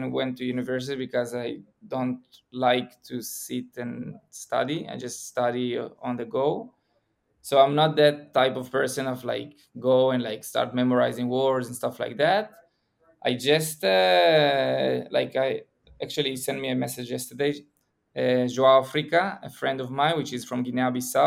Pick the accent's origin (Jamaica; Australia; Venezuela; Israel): Israel; I'm from Israel